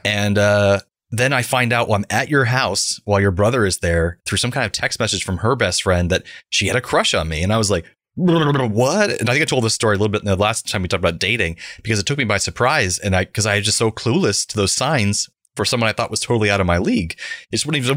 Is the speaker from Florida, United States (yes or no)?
yes; Central Florida, United States; growing up in Central Florida in the 1990s